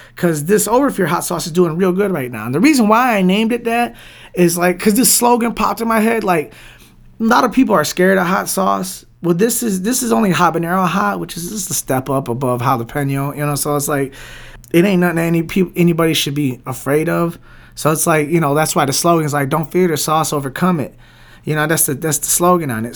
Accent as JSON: {"language": "English", "town": "Detroit", "region": "Michigan", "country": "United States", "tie": "born or raised there", "said": "Born and raised in Southwest Detroit, you know, like, born and raised in Southwest Detroit, still in Southwest Detroit"}